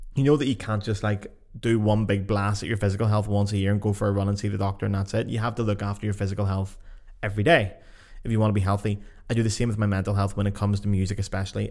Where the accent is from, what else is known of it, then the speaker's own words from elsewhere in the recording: Lisburn, Northern Ireland, United Kingdom; moved away; my local Facebook groups back in my hometown, Lisburn.